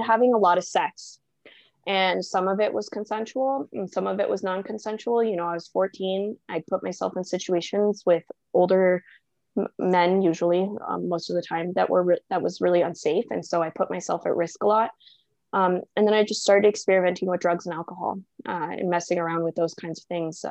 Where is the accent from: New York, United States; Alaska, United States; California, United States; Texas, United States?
California, United States; Southern; moved away as an adult; now in Denver, United States; I moved from Southern California, which is where I grew up and spent most of my life